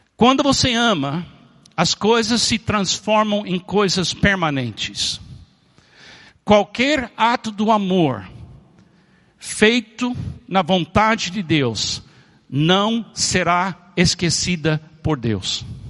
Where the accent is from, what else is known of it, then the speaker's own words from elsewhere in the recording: Miami, Florida, United States; Eu nasci em Miami, nos Estados Unidos